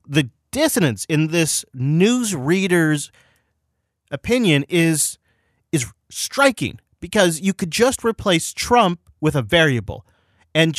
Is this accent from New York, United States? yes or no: no; Seattle, Washington, United States; born or raised there